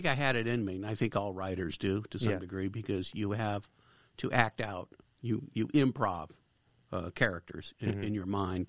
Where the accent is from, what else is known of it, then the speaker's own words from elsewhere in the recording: Los Angeles, California, United States; also born or lived in Cleveland, Ohio; I grew up in the San Fernando Valley, born in Cleveland, but moved here when I was very young